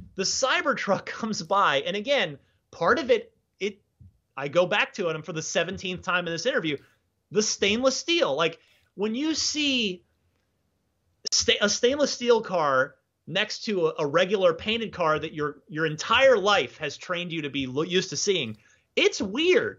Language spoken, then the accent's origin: English; Phoenix, Arizona, United States; also born or lived in New Jersey; now in San Francisco, United States; the Phoenix area where I, uh, used to live where I mostly grew up. I'm originally from New Jersey